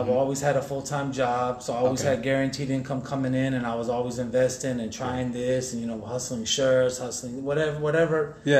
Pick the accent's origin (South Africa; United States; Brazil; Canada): United States; Chandler, Arizona; also born or lived in Detroit, Michigan; I was born in Detroit, Michigan. Detroit? The D. Yeah. Raised out here in Chandler, Arizona, so from the Motown to the C-Town